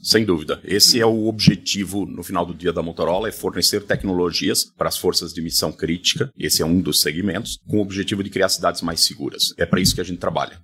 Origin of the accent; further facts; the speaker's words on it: South Region, Brazil; a região sul, de onde eu sou